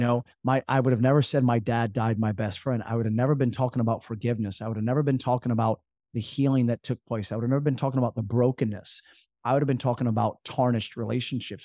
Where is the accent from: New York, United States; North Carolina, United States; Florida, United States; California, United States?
North Carolina, United States; Jacksonville; growing up in Jacksonville, North Carolina